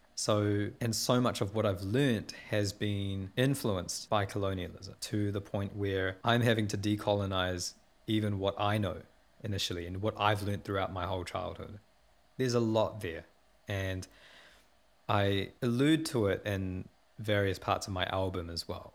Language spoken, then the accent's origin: English; Porirua, Wellington, New Zealand; I was born in Poineke and raised in Porirua. I'm a South Asian Kiwi, and my roots go back to primarily in India